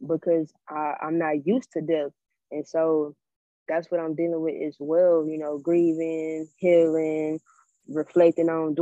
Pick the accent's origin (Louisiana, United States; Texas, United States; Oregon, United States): Louisiana, United States; I'm from Louisiana